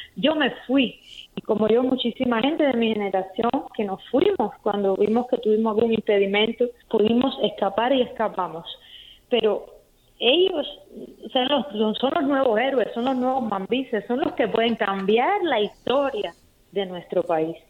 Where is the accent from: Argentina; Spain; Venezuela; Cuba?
Cuba; moved away; una característica muy particular que existe en mi país, en Cuba